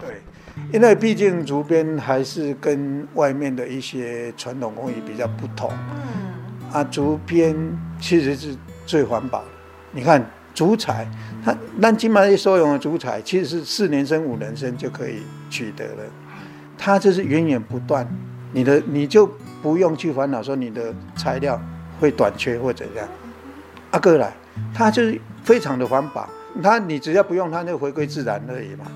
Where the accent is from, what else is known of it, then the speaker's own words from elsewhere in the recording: Xikou, Chiayi County, Taiwan; 其实我嘉义出产的，较出名就是火鸡肉饭嘛。